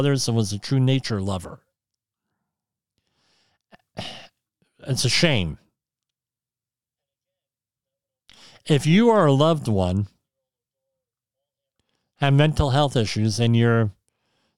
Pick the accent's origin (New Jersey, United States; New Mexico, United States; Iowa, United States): New Jersey, United States; As everyone knows, that's my home state. I grew up in New Jersey, went to all my formal education in New Jersey.